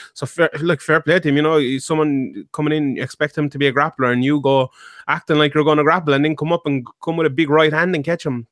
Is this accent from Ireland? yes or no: yes; Ireland; we're Irish